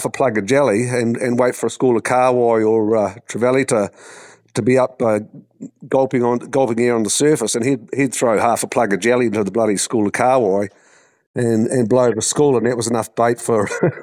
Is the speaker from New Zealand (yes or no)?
yes; New Zealand; I grew up over here in New Zealand, and I come from a family of fishermen.